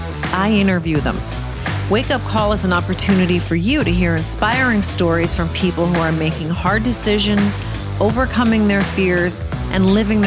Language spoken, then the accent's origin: English; New Jersey, United States; We're both from Jersey.